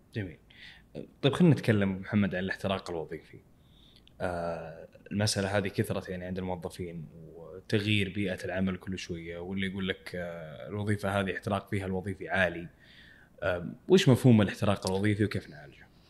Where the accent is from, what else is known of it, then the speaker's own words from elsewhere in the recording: Saudi Arabia; عندنا في السعوديه